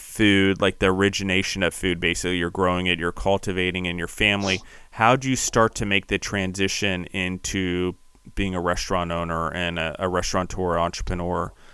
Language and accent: English; Maryland, United States; moved away; also born or lived in Pennsylvania; I grew up near orchards in Maryland